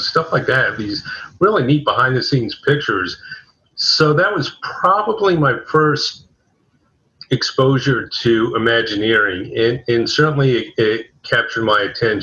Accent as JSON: {"language": "English", "region": "South Florida", "country": "United States", "tie": "born or raised there", "said": "I was born in South Florida and grew up in the state and lived here all my life."}